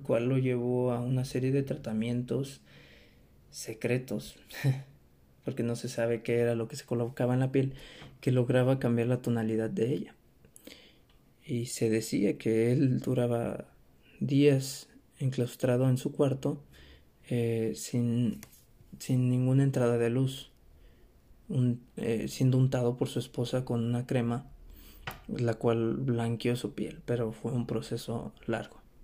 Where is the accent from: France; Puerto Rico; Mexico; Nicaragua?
Mexico; Somos mexicanos